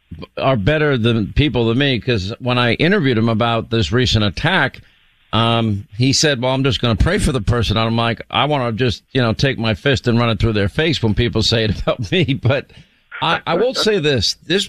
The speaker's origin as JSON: {"language": "English", "region": "New York", "country": "United States", "tie": "born or raised there", "said": "I grew up in New York"}